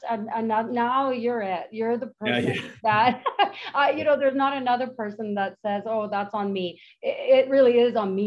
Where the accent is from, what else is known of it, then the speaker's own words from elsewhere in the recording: Manitoba, Canada; now in Penticton, Canada; I've been here for 22 years, ish. And I'm from Manitoba.